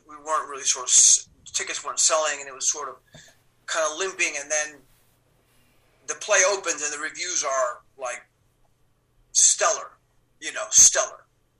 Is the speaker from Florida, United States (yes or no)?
yes; Miami Beach, Florida, United States; moved away as an adult; also born or lived in Cuba / New York; I'm Cuban, B, that I had grown up in Miami Beach